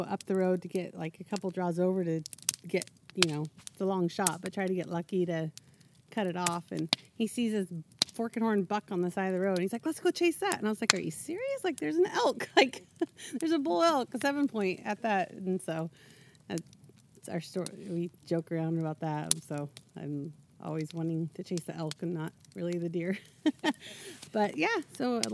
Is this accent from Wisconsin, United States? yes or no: no; Eastern Oregon, United States; I grew up over in Eastern Oregon